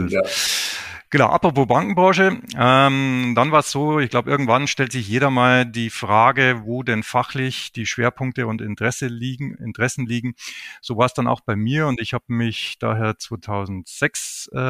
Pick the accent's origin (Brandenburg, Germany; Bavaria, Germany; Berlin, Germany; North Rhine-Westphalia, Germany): Bavaria, Germany; Ich lebe mit meiner Familie südlich von München in meiner Heimat Oberbayern